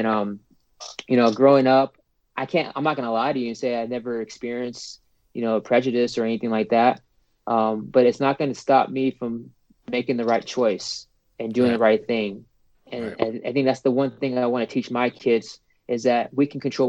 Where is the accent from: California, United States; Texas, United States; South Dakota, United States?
California, United States; San Diego; And again, I'm from San Diego, so like I feel almost spoiled